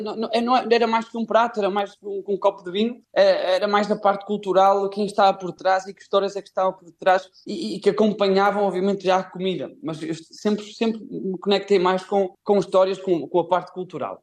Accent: Guimarães, Norte, Portugal; moved away as an adult; also born or lived in Spain; now in Lima, Peru; sou de Guimarães, sou de um sítio, sou do Minho, sou de um sítio onde se come muito bem.

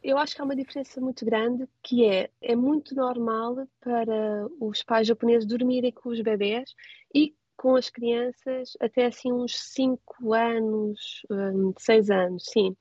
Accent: Portugal; moved away as an adult; now in Tokyo, Japan

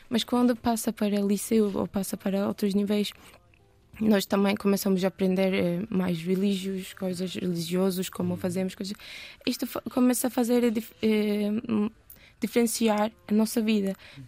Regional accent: Istanbul, Turkey; Portuguese is a second language; moved away as an adult; now in Portugal; eu nasci na parte europeia

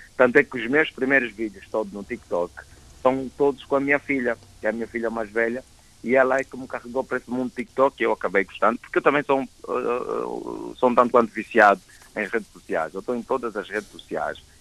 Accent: Angola; eu sou angolano

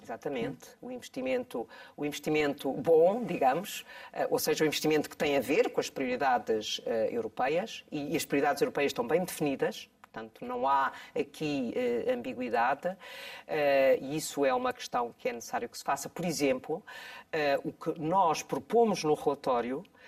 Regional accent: Bombarral, Centro, Portugal; Bom Barral é a minha terra de origem

